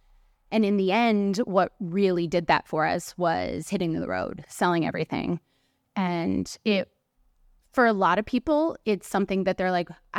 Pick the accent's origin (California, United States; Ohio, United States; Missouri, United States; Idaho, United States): Ohio, United States; Cleveland; moved away as an adult; also born or lived in Europe / Los Angeles; I'm from Cleveland, Ohio.